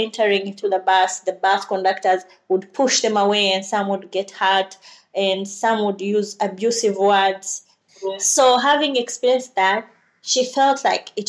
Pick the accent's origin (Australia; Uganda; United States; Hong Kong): Uganda; Originally, I'm from Uganda. I was born and raised in Uganda and was educated in Uganda.